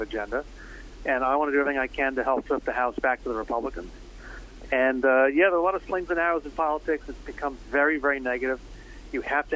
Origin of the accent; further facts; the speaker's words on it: New Jersey, United States; I grew up in South Jersey, where the 3rd District is